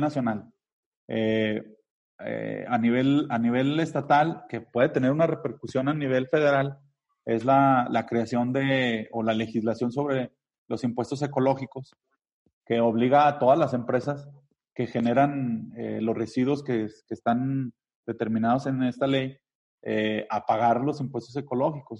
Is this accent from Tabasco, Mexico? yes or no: no; Zacatecas, Mexico; Somos zacatecanos